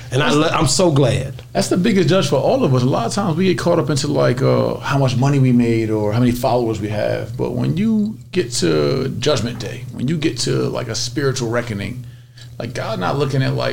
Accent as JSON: {"language": "English", "town": "Somerville", "region": "New Jersey", "country": "United States", "tie": "born or raised there", "said": "So Somerville was a baby town of Newark, New Jersey."}